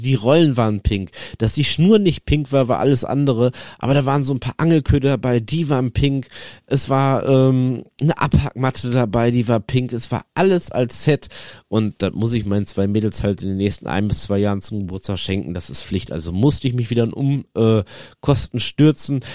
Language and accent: German; North Rhine-Westphalia, Germany; also born or lived in Netherlands; hier bei uns, äh, NRW, wo ich herkomme aus der Region